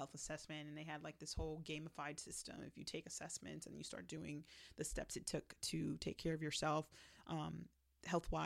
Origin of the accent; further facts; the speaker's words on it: South Florida, United States; I was raised in South Florida going to American schools